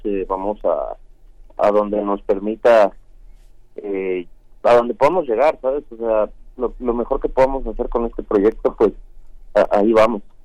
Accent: Mexico; moved away as an adult; also born or lived in Los Angeles, United States; yo soy mexicano 100%

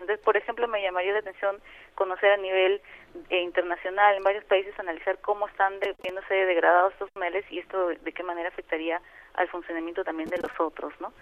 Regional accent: Mexico; moved away; also born or lived in Peru; yo he nacido y vivido mi infancia en México

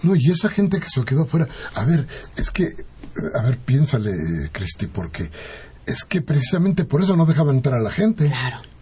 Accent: Mexico; seguimos siendo mexicanos

